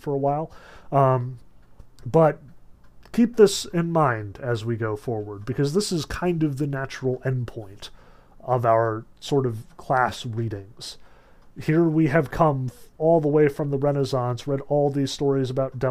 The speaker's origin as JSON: {"language": "English", "country": "United States"}